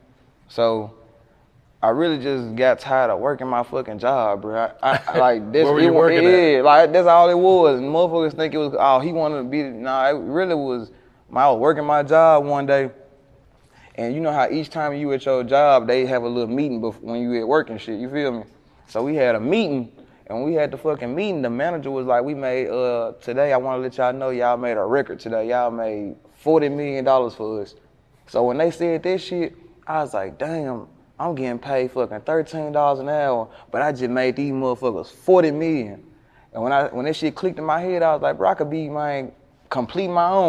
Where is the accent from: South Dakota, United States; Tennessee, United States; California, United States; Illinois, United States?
Tennessee, United States; Memphis; I was born in the Haven.